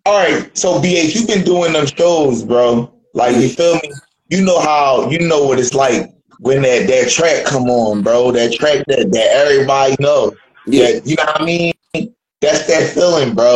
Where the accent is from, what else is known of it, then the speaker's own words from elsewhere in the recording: Philadelphia, Pennsylvania, United States; now in Dayton, United States; I'm from Philly, too. I live in Dayton right now, but I'm from Philly, too